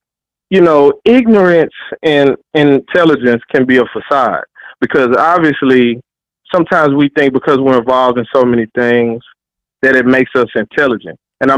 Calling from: Dallas, Texas, United States; Calling Dallas, Texas, man.

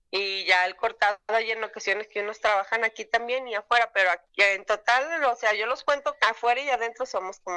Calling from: Guadalajara, Jalisco, Mexico; de Guadalajara.

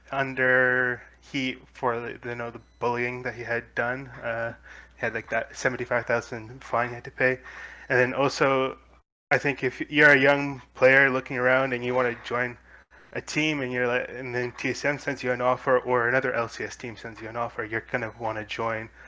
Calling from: Winnipeg, Manitoba, Canada; I'm calling from Winnipeg, Manitoba, Canada.

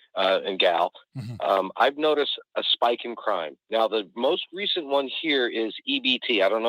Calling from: New Orleans, Louisiana, United States; Hey, Mike. … from New Orleans.

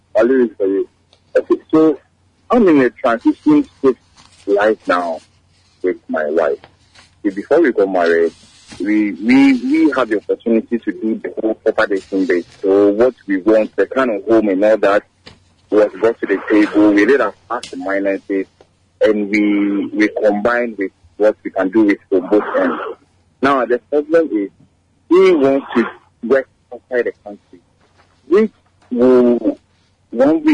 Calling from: Madina, Greater Accra, Ghana

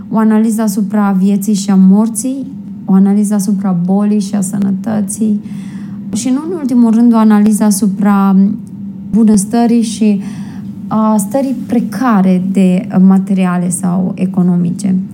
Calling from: Rome, Lazio, Italy; din Roma, Italia.

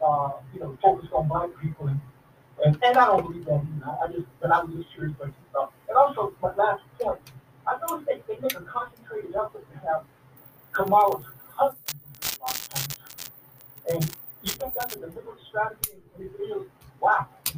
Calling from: Jacksonville, Florida, United States; …, Jacksonville 4.

